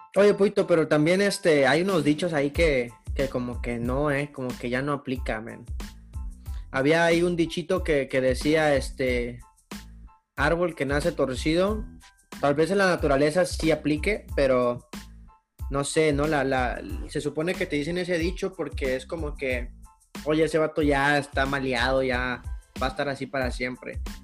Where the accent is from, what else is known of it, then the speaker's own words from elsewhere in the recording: Acapulco, Guerrero, Mexico; soy de Acapulco, allá casi no, güey, casi no hay mucho tiro